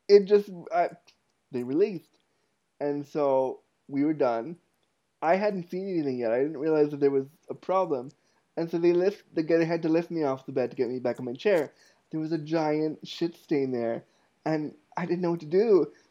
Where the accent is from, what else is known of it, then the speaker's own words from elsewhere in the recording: Toronto, Ontario, Canada; moved away as an adult; also born or lived in Ottawa, Ontario, Canada; when I was 19, I moved from Toronto, from North York, Ontario, Canada to Ottawa, Canada